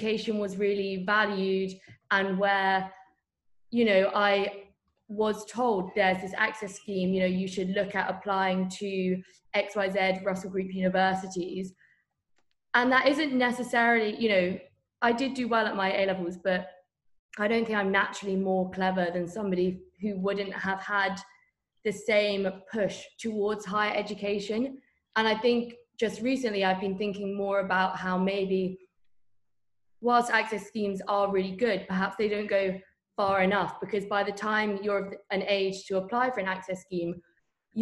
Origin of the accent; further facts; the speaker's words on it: Bath, South West England, United Kingdom; I'm from Bath, which is obviously geographically very close to Bristol